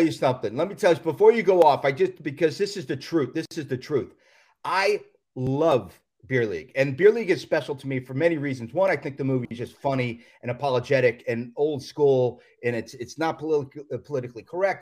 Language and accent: English; Florida, United States; moved away as an adult; also born or lived in Queens, New York / New York; now in Los Angeles, United States; I went down to Florida and grew up down there